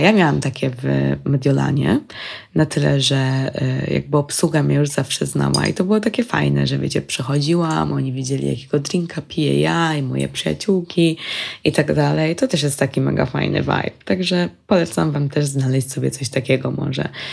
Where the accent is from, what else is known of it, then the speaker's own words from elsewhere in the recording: Poland; jesteśmy z Polski.